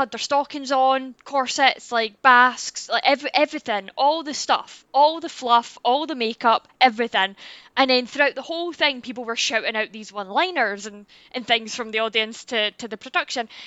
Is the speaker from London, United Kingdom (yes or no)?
no; Scotland, United Kingdom; I am Scottish.